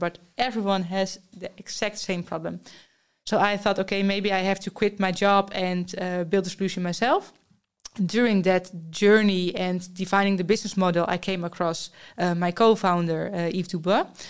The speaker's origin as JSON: {"language": "English", "country": "Netherlands", "said": "I'm from the Netherlands."}